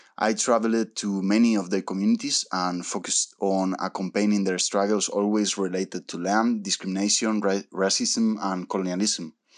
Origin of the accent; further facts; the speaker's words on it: Spain; moved away as an adult; also born or lived in Argentina / Brazil; now in Paraguay; I was born in Argentina, South America, but I grew up in Spain, Europe